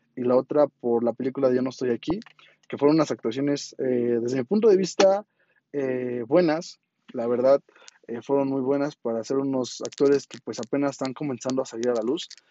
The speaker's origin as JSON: {"language": "Spanish", "country": "Mexico", "said": "como mexicanos"}